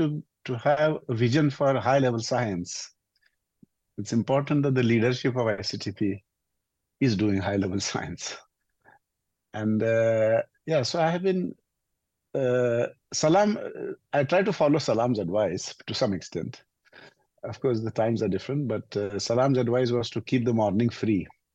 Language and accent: English; India; moved away as an adult; I also grew up in a small village in India.